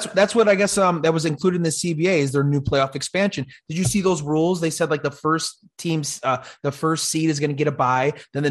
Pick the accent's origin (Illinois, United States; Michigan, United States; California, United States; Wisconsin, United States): Illinois, United States; Chicago; moved away as an adult; now in South Jersey, United States; I'm from Chicago, so I'm a big Cubs fan, but I just moved to New Jersey in July.